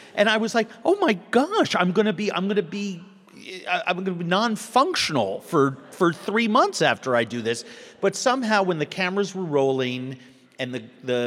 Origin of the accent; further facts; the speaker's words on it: New York City, New York, United States; moved away as an adult; also born or lived in Minneapolis, Minnesota; now in Minnesota, United States; I grew up in New York City, but I consider myself Minnesotan. I've lived here for 24 years.